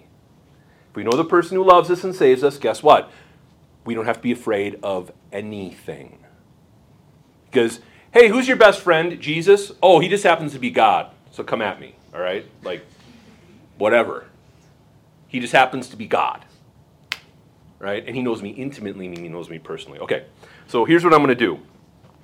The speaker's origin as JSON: {"language": "English", "town": "Bismarck", "region": "North Dakota", "country": "United States", "said": "I am from Bismarck, North Dakota"}